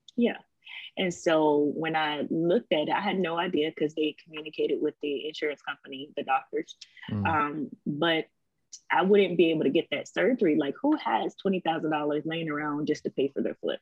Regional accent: Savannah, Georgia, United States; also born or lived in Misawa, Japan; now in Virginia Beach, United States; I am originally from Savannah, Georgia. Right now, we live in Virginia Beach, Virginia

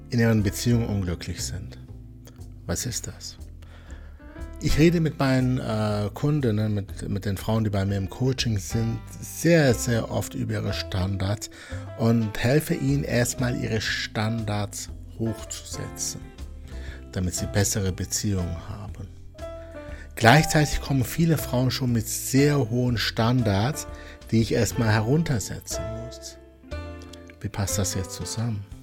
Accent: Wuppertal, North Rhine-Westphalia, Germany; born there; ich bin ja gebürtiger Wuppertaler, er sollte Schwebebahnfahrer sein.

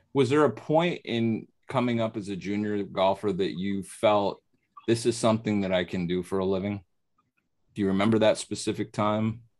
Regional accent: near Oneonta, New York, United States; I grew up uh, a little south of Syracuse, about an hour south of Syracuse, close to Oneonta, New York

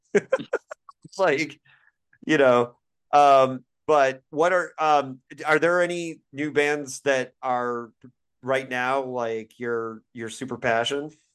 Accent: Bloomington, Indiana, United States; born or raised there; moved away; also born or lived in Syracuse, New York

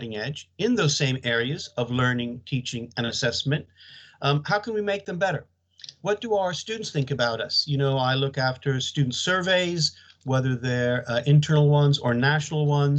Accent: United States; moved away as an adult; also born or lived in Leeds, United Kingdom / London, United Kingdom; now in United Kingdom; as you may guess from my accent, I'm not from the UK. I went to high school in the United States

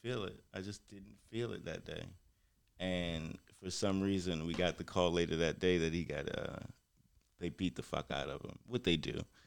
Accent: Baltimore, Maryland, United States

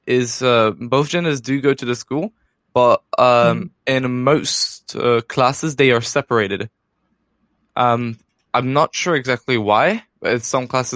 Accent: Warsaw, Masovian Voivodeship, Poland; also born or lived in United Kingdom; I'm from Warsaw, the capital of Poland

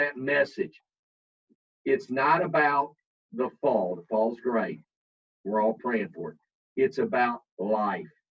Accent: Kentucky, United States; I'm from Kentucky.

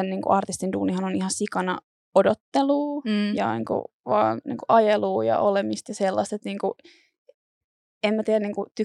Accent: Turku, Southwest Finland, Finland; Mä oon Turusta.

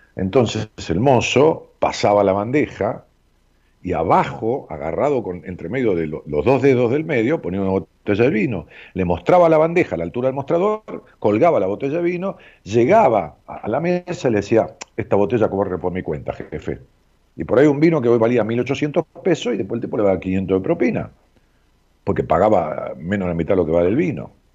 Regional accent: Ramos Mejía, Buenos Aires Province, Argentina; allá en mi pueblo donde nací, en Ramos Mejía

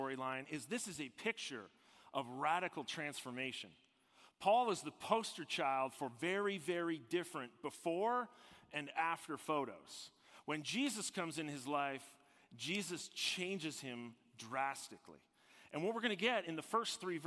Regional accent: Toronto, Ontario, Canada; I'm from Toronto, Ontario, and my dad's a retired police officer, and my mom was a nursing home manager for many years. We lived in the burbs. That's where I grew up

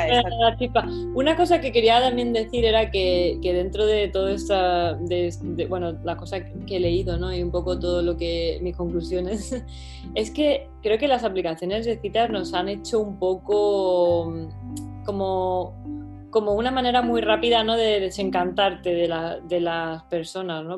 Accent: Málaga, Andalusia, Spain; moved away as an adult; now in London, United Kingdom; yo soy de Málaga

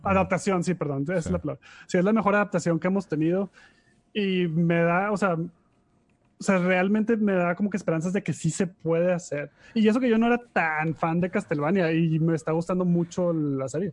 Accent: Monterrey, Nuevo León, Mexico; Somos unos pochos regios bien

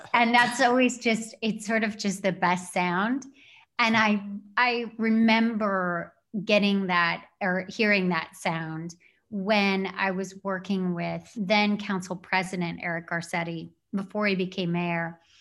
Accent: Sierra Madre, California, United States; I grew up until ninth grade in Sierra Madre in the San Gabriel Valley

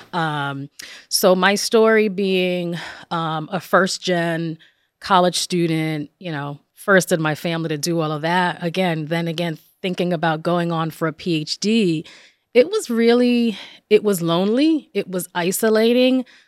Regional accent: Passaic, New Jersey, United States; I was, um, born and raised in northern New Jersey, in Passaic, New Jersey.

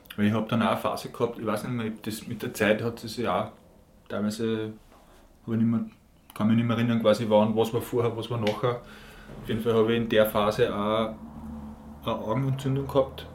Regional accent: Linz, Upper Austria, Austria; Und ich bin in Linz geboren, ich bin quasi ein richtiger Linzer

